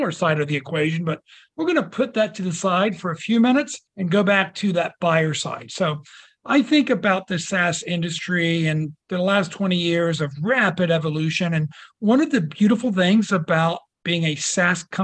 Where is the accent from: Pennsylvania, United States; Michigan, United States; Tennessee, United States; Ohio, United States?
Ohio, United States; we're both from Ohio